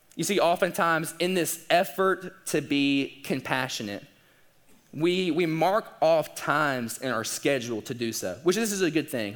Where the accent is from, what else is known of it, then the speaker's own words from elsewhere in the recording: the South, United States; we're also from the South